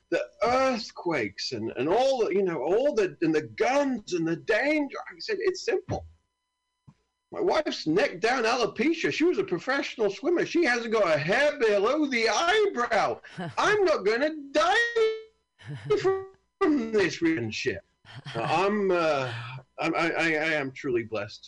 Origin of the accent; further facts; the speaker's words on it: United Kingdom; I'm from a great country